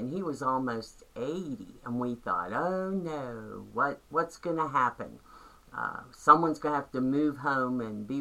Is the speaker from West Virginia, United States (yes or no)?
yes; Buckhannon, West Virginia, United States; I grew up in Buckhannon, West Virginia, Upshur County